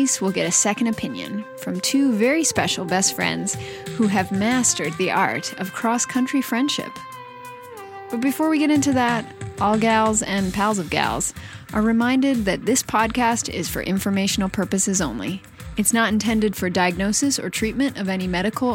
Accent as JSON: {"language": "English", "town": "Pittsburgh", "region": "Pennsylvania", "country": "United States", "tie": "born or raised there", "moved": "yes", "lives_now": "San Francisco, United States", "said": "I live in San Francisco and my mom lives way over where I grew up in Pittsburgh, Pennsylvania."}